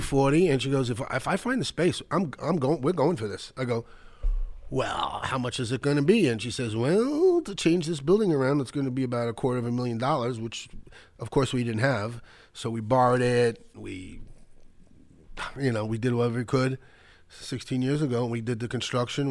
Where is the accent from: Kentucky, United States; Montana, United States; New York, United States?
New York, United States; New York City; also born or lived in Rego Park, Queens; when I was really young, growing up in the Bronx